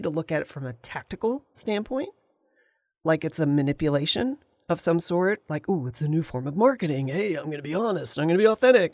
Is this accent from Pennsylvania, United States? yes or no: yes; Valley Forge, Pennsylvania, United States; I was born in Valley Forge, Pennsylvania, and I went to art school